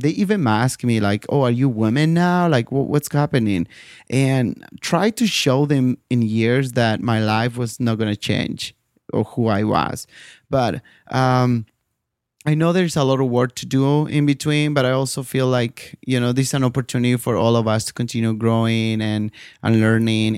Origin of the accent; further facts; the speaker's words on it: Bolivia; moved away; my home country, Bolivia